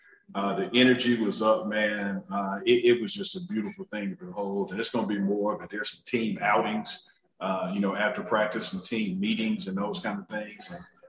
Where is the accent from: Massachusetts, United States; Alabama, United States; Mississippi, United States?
Mississippi, United States; Jackson; I'm from West Jackson.